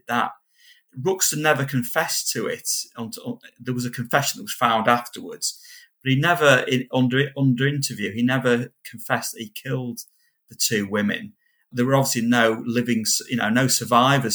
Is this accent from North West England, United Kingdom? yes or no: yes; Kendal, North West England, United Kingdom; accent: Kendal; my Kendall accent